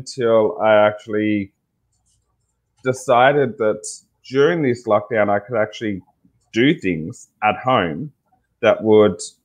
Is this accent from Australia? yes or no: yes; Tasmania, Australia; also born or lived in Sydney; now in Ballina, Australia; I'm Aboriginal. And from Tasmania, which is a small island right at the end of Australia. And with that, growing up being Indigenous